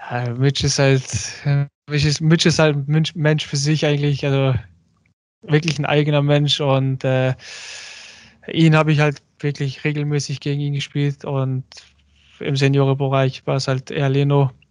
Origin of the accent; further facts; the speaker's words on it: Germany; also ich bin Türke, ich fühle mich auch als Türke. Klar bin ich in Deutschland aufgewachsen, ich bin Deutschland auch, sagen wir mal, einiges dankbar.